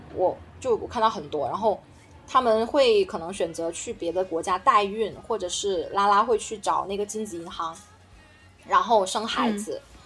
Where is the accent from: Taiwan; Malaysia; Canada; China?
China; 我们中国人嘛，本身我们对社会主义有自，有那种身体记忆